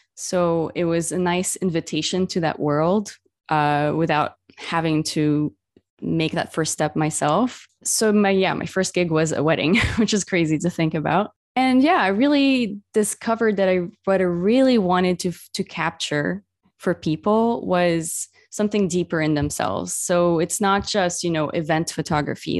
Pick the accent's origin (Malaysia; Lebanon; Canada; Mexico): Lebanon; Beirut, Beirut Governorate; moved away; my own hometown where I grew up in Beirut